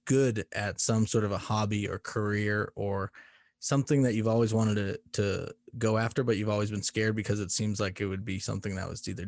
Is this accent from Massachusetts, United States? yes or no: yes; Boston, Massachusetts, United States; moved away as an adult; now in Colorado, United States; I'm from Boston, Massachusetts originally